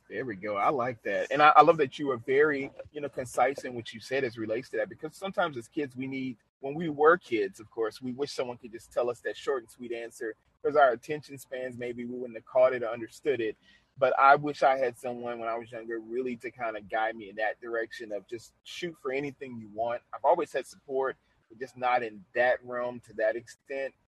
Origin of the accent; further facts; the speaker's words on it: New Orleans, Louisiana, United States; I love my hometown. I'm from New Orleans, Louisiana